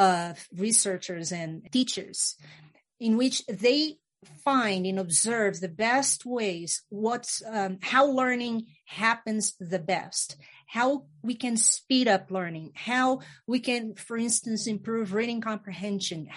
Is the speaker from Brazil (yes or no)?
yes; Brazil; I was born in Brazil, the country Brazil, in the Amazon